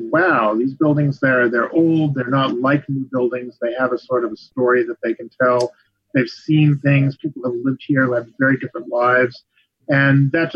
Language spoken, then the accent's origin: English; Long Island, New York, United States; also born or lived in Hudson River Valley, New York; No, I grew up on Long Island until I was about 12